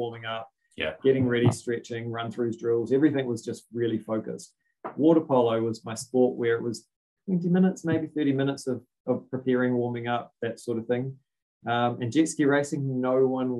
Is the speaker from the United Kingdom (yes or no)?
no; Auckland, New Zealand; I'm from West Auckland originally, Titirangi